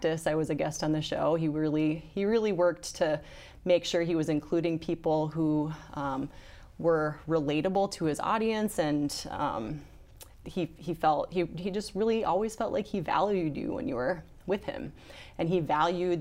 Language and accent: English; Brookings, South Dakota, United States; I'm from Brookings